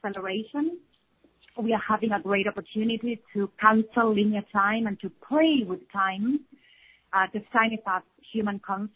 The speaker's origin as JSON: {"language": "English", "country": "Argentina", "moved": "yes", "lives_now": "Samaná, Dominican Republic", "said": "we are from Argentina, and our mission moved us to Samaná, Dominican Republic."}